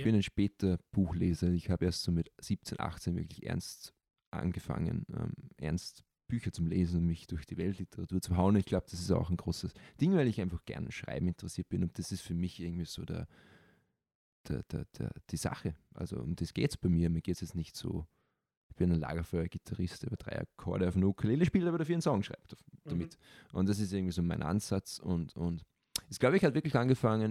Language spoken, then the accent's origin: German; Austria